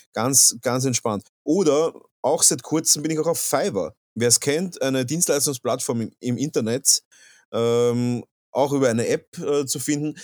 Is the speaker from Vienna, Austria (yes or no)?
yes; Vienna, Austria; Ich bin ein Wiener